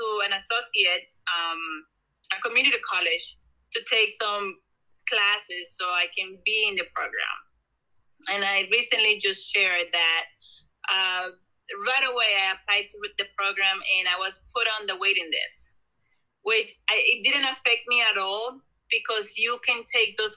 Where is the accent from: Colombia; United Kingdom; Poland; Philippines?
Colombia; now in New Jersey, United States; I was born and raised in Colombia